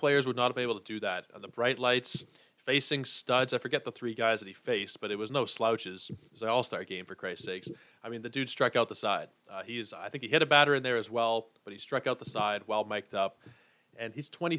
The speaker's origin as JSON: {"language": "English", "town": "Toronto", "region": "Ontario", "country": "Canada", "tie": "born or raised there", "said": "born and raised in Toronto"}